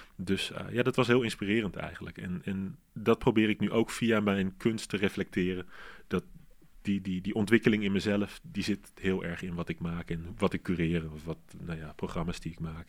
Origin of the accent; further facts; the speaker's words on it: Arnhem, Gelderland, Netherlands; Arnhem, waar ik vandaan kom